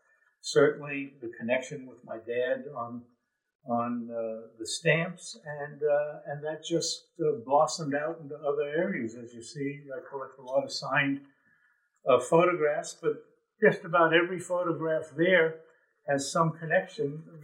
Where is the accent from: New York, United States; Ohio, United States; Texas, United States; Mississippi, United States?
New York, United States; New York City; And I grew up in New York City at a time when we had the New York Yankees, the Brooklyn Dodgers, and the New York Giants.